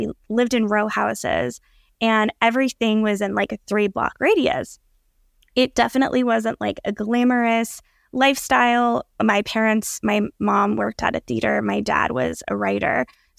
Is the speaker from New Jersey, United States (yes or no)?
no; Allentown, Pennsylvania, United States; in terms of my upbringing, I was born in Allentown, Pennsylvania, which is a pretty large city in Pennsylvania, about an hour and a half from New York, an hour from Philly.